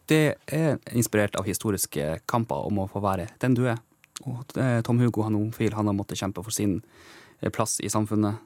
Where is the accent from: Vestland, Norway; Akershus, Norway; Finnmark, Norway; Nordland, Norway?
Finnmark, Norway; Kautokeino; accent: Kautokeino dialect; moved away as an adult; also born or lived in Tromsø; now in Oslo, Norway; Jeg har jo vokst opp med den samiske kulturen rundt meg hele tiden, gjennom hele livet, opp til jeg var 19 år. Da fikk jeg kjenne på at jeg var litt forskjellig fra de andre når jeg flytta fra Kautokeino til Tromsø